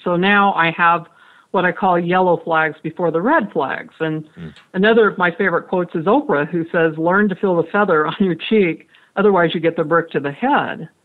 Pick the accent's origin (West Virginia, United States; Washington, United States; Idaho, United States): Idaho, United States; Franklin; I grew up in Franklin, Idaho, population 600